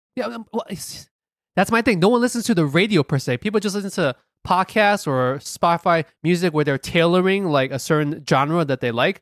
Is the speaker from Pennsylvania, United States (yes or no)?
no; New York City, New York, United States; we're very happy being American, proud Americans, proud New Yorkers